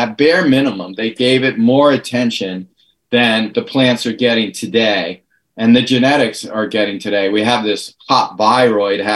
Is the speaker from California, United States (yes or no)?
yes; California, United States; my home state in California